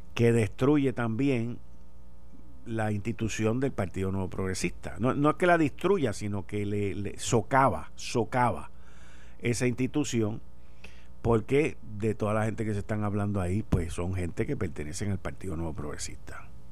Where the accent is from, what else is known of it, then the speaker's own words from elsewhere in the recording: Puerto Rico; Somos una isla caribeña